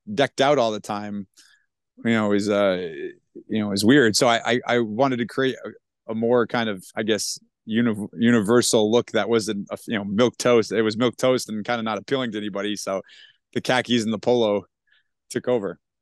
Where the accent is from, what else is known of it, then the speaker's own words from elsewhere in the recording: New England, United States; moved away; I grew up in New England